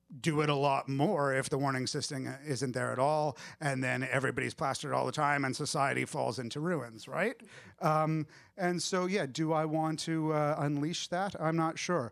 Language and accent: English; Canada; I'm Canadian